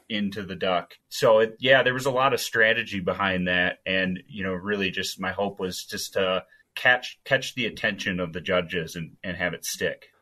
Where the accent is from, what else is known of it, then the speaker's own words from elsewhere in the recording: Stillwater, Minnesota, United States; now in Montana, United States; that's correct. Still get back from time to time, but I think at the, my heart, I'm still a Minnesotan